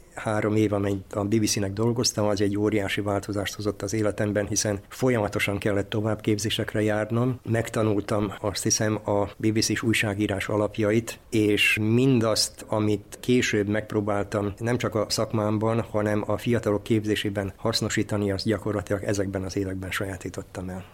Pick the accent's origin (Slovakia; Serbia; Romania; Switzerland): Serbia; Zrenjanin, Vojvodina; also born or lived in Skorenovac (Székelykeve); now in Novi Sad, Serbia; székelykevérről származom, de életem első részét nagybecskereken éltem